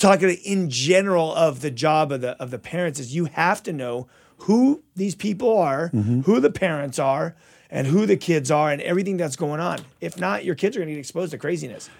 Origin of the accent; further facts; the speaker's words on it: Azusa, California, United States; also born or lived in Covina; I was raised in Azusa, born in Covina and then raised in Azusa for a while